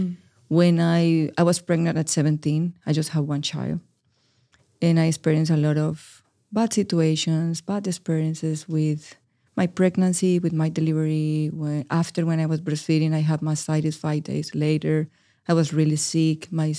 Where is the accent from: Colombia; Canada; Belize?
Colombia; Medellin, Antioquia; first language es; English is a second language; now in United States; Yeah, I am from Medellin, Colombia. My primary language is Spanish, and I arrived to the United States 5 years ago with a huge barrier of the language. My English was zero.